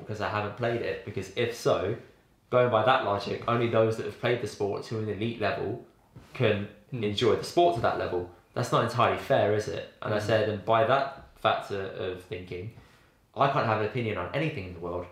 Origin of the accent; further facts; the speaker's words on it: West Bromwich, West Midlands, United Kingdom; I was born and raised in West Brom